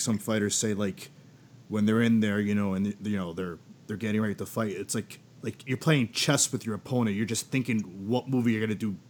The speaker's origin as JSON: {"language": "English", "region": "Massachusetts", "country": "United States", "said": "I'm from Massachusetts and so are you"}